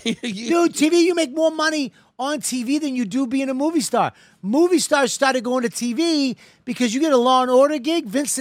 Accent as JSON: {"language": "English", "town": "Boston", "region": "Massachusetts", "country": "United States", "said": "I'm a Boston guy."}